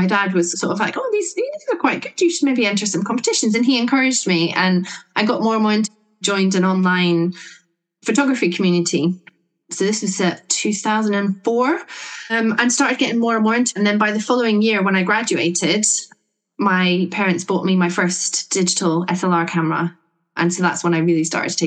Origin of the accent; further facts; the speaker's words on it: Scotland, United Kingdom; now in Sussex, United Kingdom; I'm based in Sussex, right down the bottom of the UK, but I grew up in Scotland